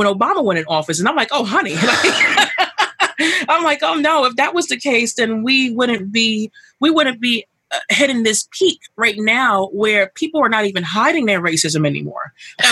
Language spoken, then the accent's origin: English; New York City, New York, United States; I grew up here in Brooklyn all my life